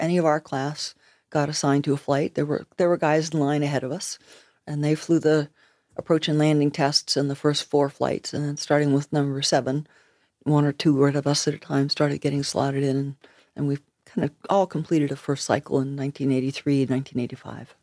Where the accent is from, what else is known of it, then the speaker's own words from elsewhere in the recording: United States; moved away as an adult; now in Nova Scotia, Canada; I'm an American, but I'm living in Nova Scotia